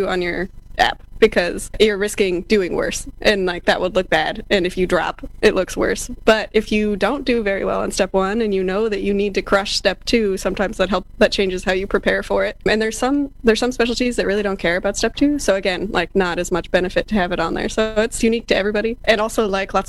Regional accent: Colorado, United States; now in Iowa, United States; I'm from Colorado

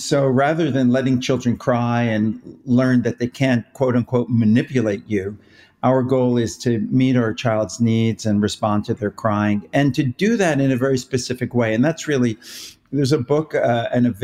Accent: New York, United States; moved away as an adult; now in Los Angeles, United States; I'm originally a New Yorker, but been out here for a long, long time

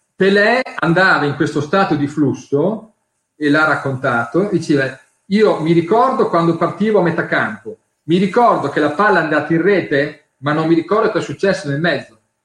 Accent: Emilia-Romagna, Italy; io sono romagnolo

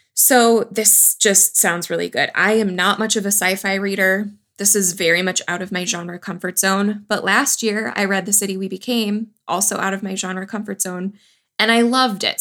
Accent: Wisconsin, United States; I grew up in Wisconsin.

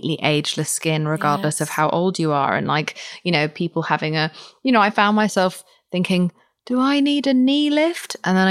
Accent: United Kingdom; I'm British.

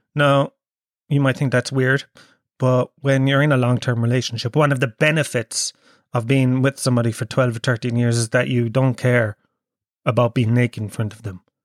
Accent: Kerry, Munster, Ireland; now in Dublin, Ireland; I'm from Kerry

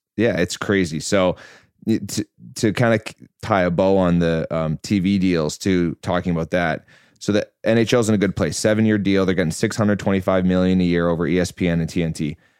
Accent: Vancouver, British Columbia, Canada; I'm from Vancouver

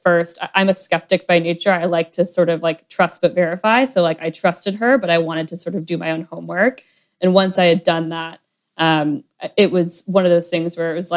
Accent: Atlanta, Georgia, United States; moved away as an adult; also born or lived in Nashville, Tennessee / New York City; I am from Atlanta originally

